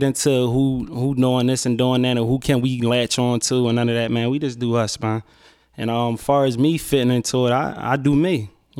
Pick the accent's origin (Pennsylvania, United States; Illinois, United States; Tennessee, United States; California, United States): Pennsylvania, United States; Philadelphia; Growing up in West Philly was like the average thing with any kid